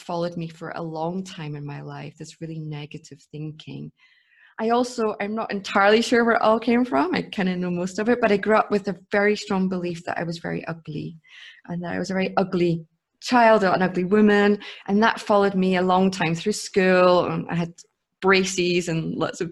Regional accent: Scotland, United Kingdom; now in Munich, Germany; I grew up in Scotland

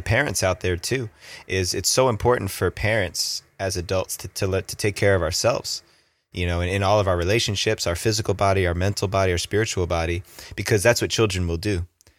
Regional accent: East Coast, New Jersey, United States; accent: Jersey; moved away; I grew up on the East Coast. My mom came from an Italian family. My dad came from a Japanese family.

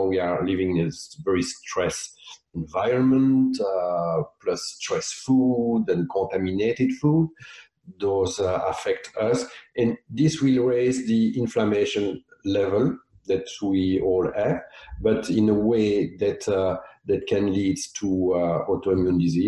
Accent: Belgium; also born or lived in South of France; now in Nova Scotia, Canada; I'm from Belgium

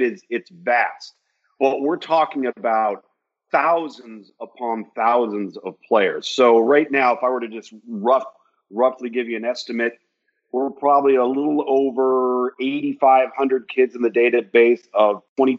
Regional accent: West Coast, United States; I'm from the West Coast, so if I didn't go to UCLA's camp or USC's camp or San Diego State's camp, you might not have gotten seen.

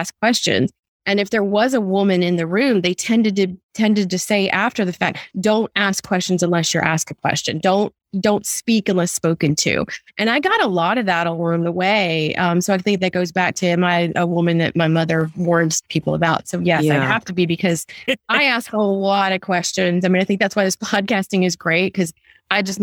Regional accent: Washington, District of Columbia, United States; moved away; also born or lived in the South; I grew up in the Washington D.C. area

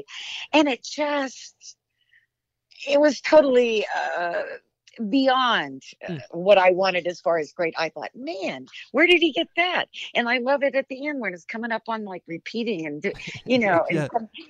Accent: Southern California, United States; also born or lived in Texas; born in Texas, but I was raised in Southern California

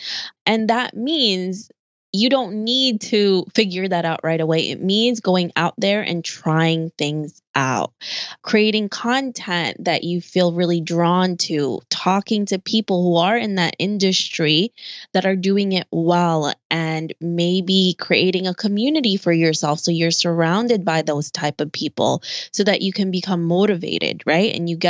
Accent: New York City, New York, United States; especially since I'm a New Yorker and it's just city over here.

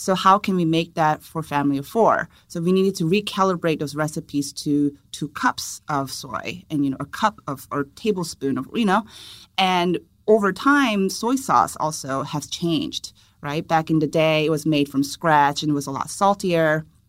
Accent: South Korea; English is a second language; Well, I was born and raised in Korea, and I studied food and nutrition in college.

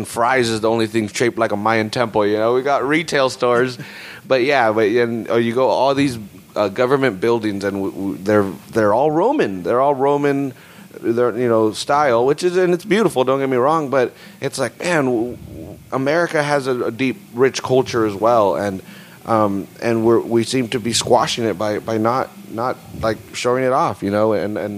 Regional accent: Salinas, California, United States; born or raised there

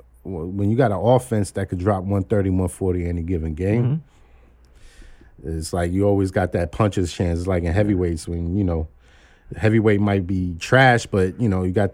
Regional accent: New York City, New York, United States; but I am from Brooklyn. Mm-hmm. I am from Flatbush. And I grew up not too far from the Barclays.

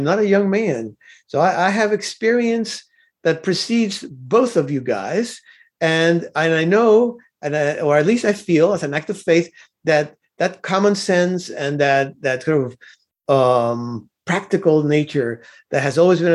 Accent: Cuba; now in United States; I was not born in the United States of America. I was born in Cuba

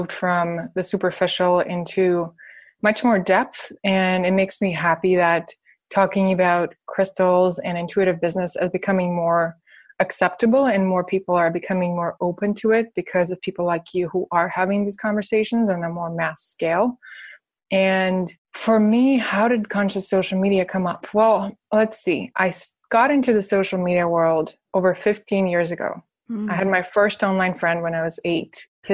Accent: Russia; now in United States; I'm from Russia, so I don't have an American passport

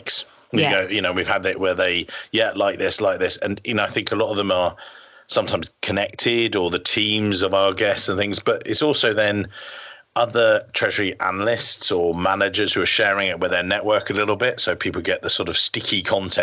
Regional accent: England, United Kingdom

